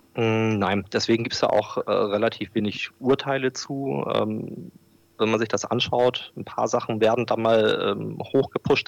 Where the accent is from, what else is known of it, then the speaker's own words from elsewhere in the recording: Bremerhaven, Bremen, Germany; ich bin in Bremerhaven geboren und aufgewachsen